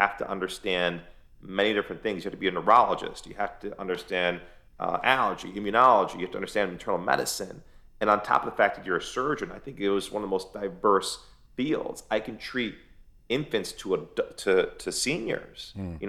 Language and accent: English; United States; I'm Persian, man. I mean, I grew up in America, but I'm Persian, and there's an emptiness for me not going there.